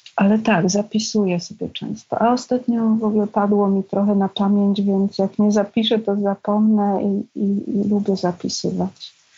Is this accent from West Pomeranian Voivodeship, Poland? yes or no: no; Pabianice, Łódź Voivodeship, Poland; moved away as an adult; Nie mieliśmy łazienki, to było w Pabianicach, w kamienicy starej